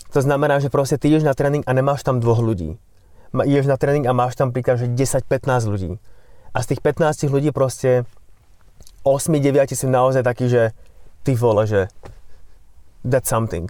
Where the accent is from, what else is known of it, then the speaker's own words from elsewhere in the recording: Slovakia; also born or lived in London; som momentálne už doma na Slovensku